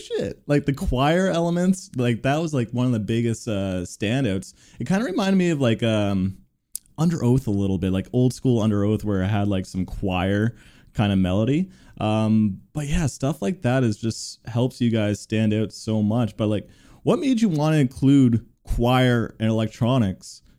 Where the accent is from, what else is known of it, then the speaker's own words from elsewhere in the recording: Toronto, Ontario, Canada; I'm from Toronto too